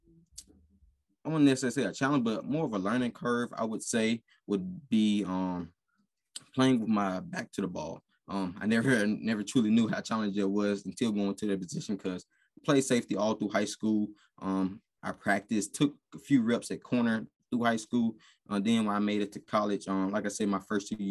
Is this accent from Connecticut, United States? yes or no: no; Mississippi, United States; moved away as an adult; now in Idaho, United States; I'm coming from Mississippi